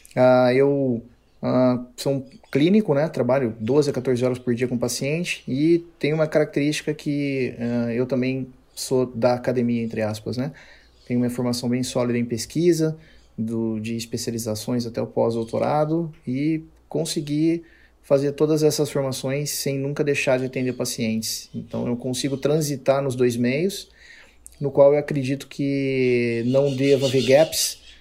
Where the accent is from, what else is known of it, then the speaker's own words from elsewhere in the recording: Campinas, São Paulo, Brazil; sou de Campinas